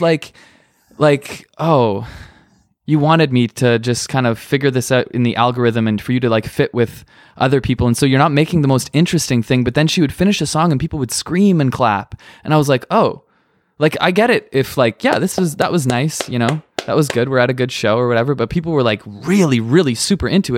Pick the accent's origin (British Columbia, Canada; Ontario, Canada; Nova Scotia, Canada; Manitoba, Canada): Manitoba, Canada; now in Hamilton, Canada; I was in a hardcore band growing up in Manitoba